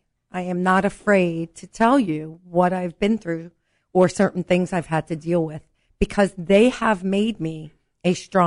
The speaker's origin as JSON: {"language": "English", "town": "New York City", "region": "New York", "country": "United States", "said": "I'm a New Yorker. I'm a girl from Brooklyn."}